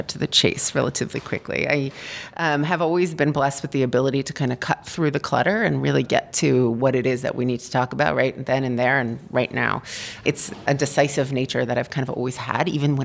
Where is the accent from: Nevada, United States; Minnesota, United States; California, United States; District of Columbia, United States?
District of Columbia, United States; Washington; moved away as an adult; also born or lived in Michigan; now in Los Angeles, United States; I was born in Michigan, raised in Washington, D.C., and spent the last 15 years and much of my adult life in Los Angeles.